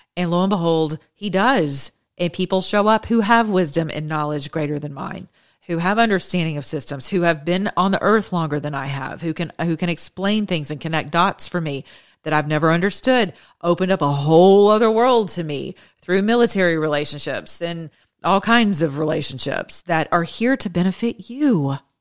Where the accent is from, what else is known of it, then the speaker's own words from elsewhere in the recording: the South, United States; I'm from the South